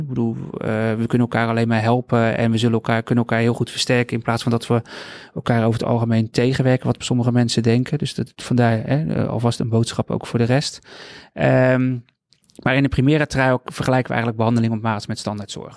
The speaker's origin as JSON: {"language": "Dutch", "town": "Rotterdam", "region": "South Holland", "country": "Netherlands", "tie": "born or raised there", "said": "ik woon al heel mijn leven in Rotterdam"}